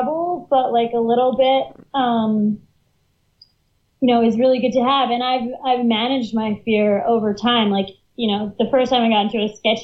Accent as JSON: {"language": "English", "region": "Northeast", "country": "United States", "said": "I'm from the Northeast"}